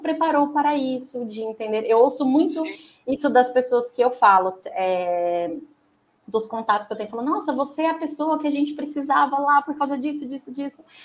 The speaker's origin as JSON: {"language": "Portuguese", "town": "Americana", "region": "São Paulo", "country": "Brazil", "said": "Eu sou de Americana, é, de São Paulo, na região de Campinas"}